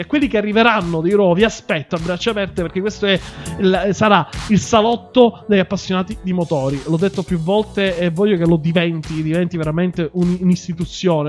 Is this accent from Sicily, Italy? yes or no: yes; Sicily, Italy; io sono siciliano